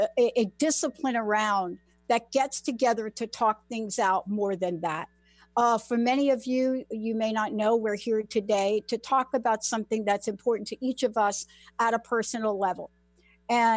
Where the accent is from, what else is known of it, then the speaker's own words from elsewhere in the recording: New York City, New York, United States; growing up in New York City